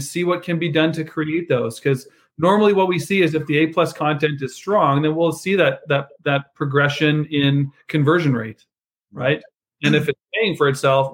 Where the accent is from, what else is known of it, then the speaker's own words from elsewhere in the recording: Canada; moved away as an adult; now in United States; as a Canadian expat, I've only been in the US for 5 years